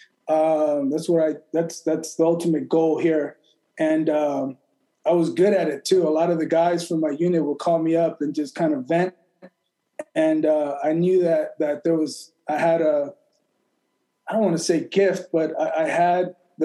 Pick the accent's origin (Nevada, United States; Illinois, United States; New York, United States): Nevada, United States; Las Vegas; also born or lived in El Paso, Texas / Mexico; I was born in El Paso, grew up in Mexico, first generation, moved to the U.S. When I was 6 years old, went to Clark High School here in Las Vegas